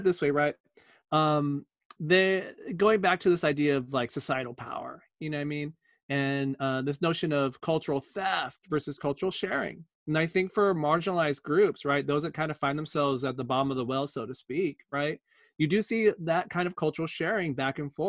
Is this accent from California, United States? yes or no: yes; California, United States; growing up in California